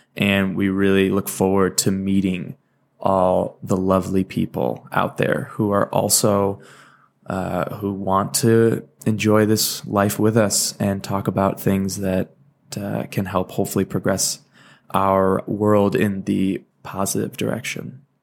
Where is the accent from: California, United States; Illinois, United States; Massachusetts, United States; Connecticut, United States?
California, United States; Valencia; moved away as an adult; also born or lived in Michigan / Salt Lake City, Utah / Santa Barbara, California; now in Aurora, United States; I was born in Michigan, lived there for ten years, moved to California